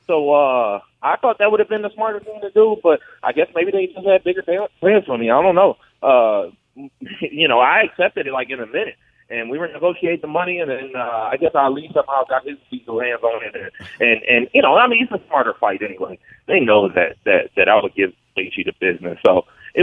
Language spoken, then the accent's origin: English; Michigan, United States; we're both from Michigan